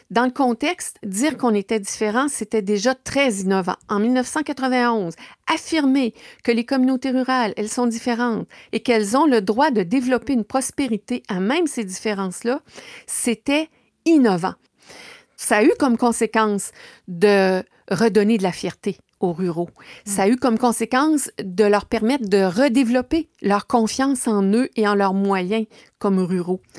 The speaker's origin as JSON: {"language": "French", "town": "Baie-Comeau", "region": "Quebec", "country": "Canada", "tie": "born or raised there", "also_born_or_lived": "La Malbaie", "lives_now": "Ville-Marie, Canada", "said": "Côte-Nord. Je suis euh, née à la Malbaie, mais j'ai vécu à Bécomo. Et c'est là que j'ai étudié au cégep j'ai quitté Bécomo pour euh, suivre ma formation universitaire à l'Université Laval à Québec."}